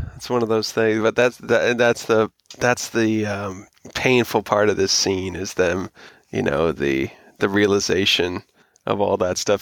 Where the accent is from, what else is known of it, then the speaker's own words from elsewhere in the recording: Florida, United States; growing up in Florida where I did